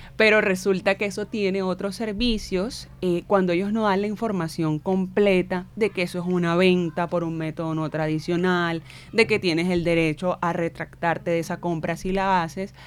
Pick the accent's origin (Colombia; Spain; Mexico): Colombia; Barranquilla, Atlántico; Carnavalera, barranquillera, crecida en criada en barrio acá del suroccidente